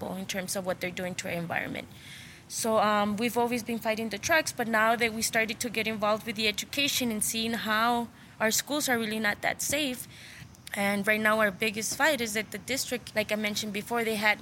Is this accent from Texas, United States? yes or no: yes; El Paso, Texas, United States; I grew up in El Paso. And I also grew up in this barrio, in this barrio Chamizal